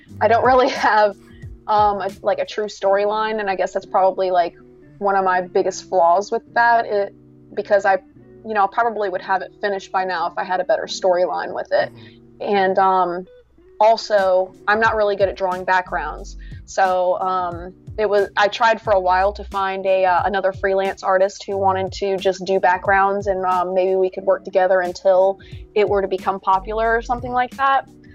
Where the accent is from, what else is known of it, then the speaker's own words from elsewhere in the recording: South Carolina, United States; I'm from South Carolina